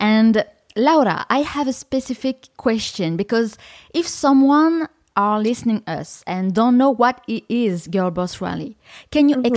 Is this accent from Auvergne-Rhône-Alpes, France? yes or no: no; Paris, Île-de-France, France; a Parisian girl